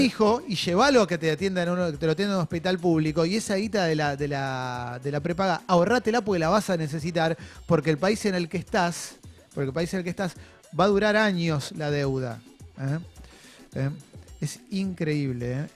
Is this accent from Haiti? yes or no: no; Argentina; como argentino